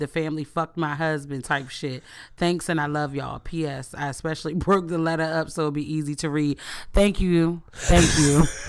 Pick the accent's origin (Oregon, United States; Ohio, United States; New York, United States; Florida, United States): New York, United States; So I'm a lesbian from New York, and I've been with my girl on and off for 4 years.